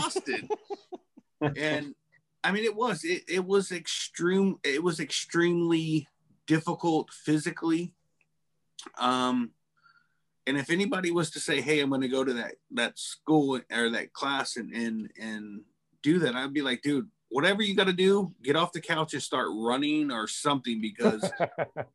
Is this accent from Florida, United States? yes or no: yes; Florida, United States; I'm from Florida. I'm used to the heat